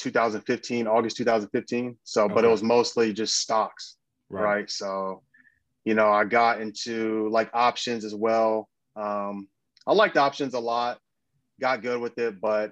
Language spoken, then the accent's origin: English; Dayton, Ohio, United States; now in Los Angeles, United States; I'm from Dayton, Ohio. And then, but I live